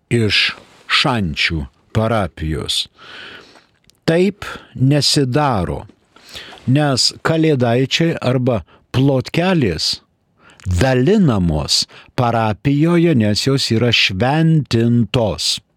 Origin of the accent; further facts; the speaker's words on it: Lithuania; mes lietuviai lietuvišką pasą turime ir todėl mes esame Lietuvos piliečiai